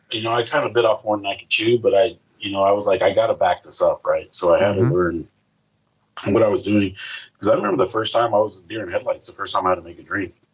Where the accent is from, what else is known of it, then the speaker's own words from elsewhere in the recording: Indianapolis, Indiana, United States; you know, that's what a lot of people are like, where are you from? I'm like, Indianapolis, Indiana.